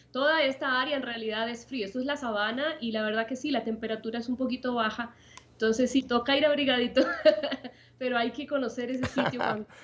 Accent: Puerto Montt, Los Lagos, Chile; also born or lived in Santiago; viví gran parte de mi vida en el sur, en la ciudad de Puerto Montt.

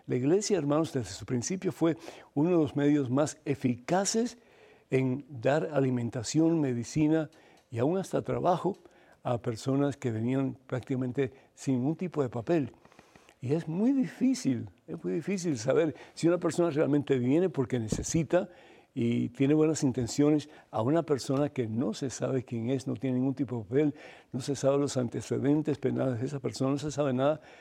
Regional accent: Cuba; moved away; Yo me acuerdo cuando vine de Cuba, yo no tenía ni un centavo

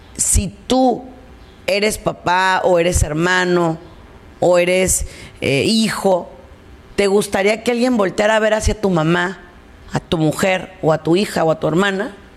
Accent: Mexico; yo soy mexicana

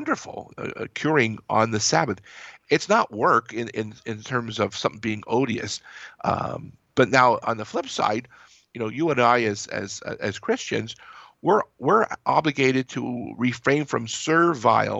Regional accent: Pennsylvania, United States; I'm from Pennsylvania

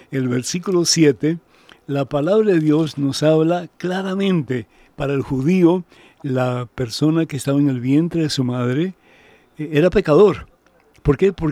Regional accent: Venezuela; Soy venezolana, pero sin embargo no me gusta ese nombre para Mamá María.

